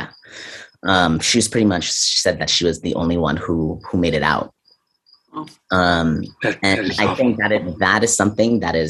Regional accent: Trinidad & Tobago; now in Massachusetts, United States; I did not grow up in Massachusetts. I grew up in Trinidad and Tobago.

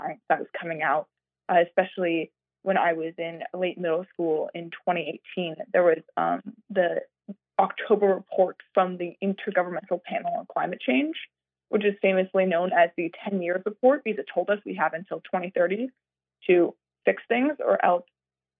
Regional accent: Yarmouth, Maine, United States; So I grew up in Maine, in Yarmouth, Maine

